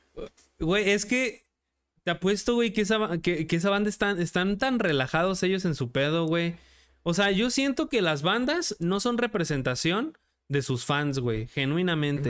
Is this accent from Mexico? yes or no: yes; Mexico; yo como director mexicano